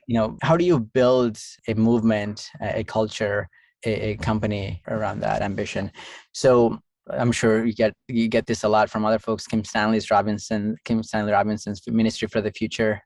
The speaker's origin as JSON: {"language": "English", "region": "Southeast India", "country": "India", "tie": "born or raised there", "moved": "yes", "lives_now": "United States", "said": "I grew up in Southeast India"}